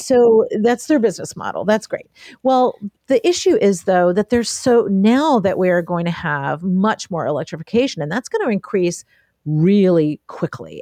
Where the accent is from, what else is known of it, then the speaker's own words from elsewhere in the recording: Appalachia, United States; I'm from Ap-, Appalachia.